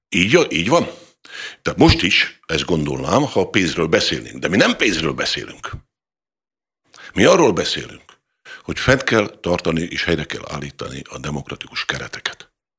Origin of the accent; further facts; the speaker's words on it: Hungary; büszke magyarként